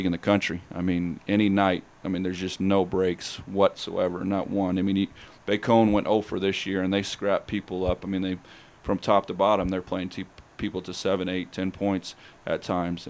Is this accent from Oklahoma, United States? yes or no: yes; Oklahoma City, Oklahoma, United States; I grew up around the Sooner being in Oklahoma City